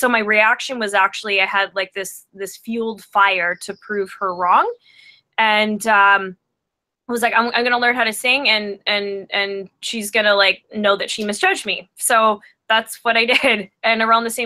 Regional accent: Vancouver, British Columbia, Canada; I'm from Vancouver, British Columbia, and I am a singer-songwriter.

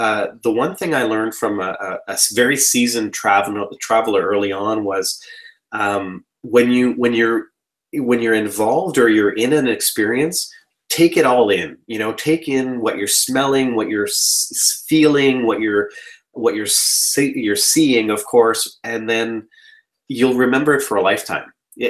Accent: Canada; born there; My family is Croatian. I was born in Canada, but my dad is Croatian.

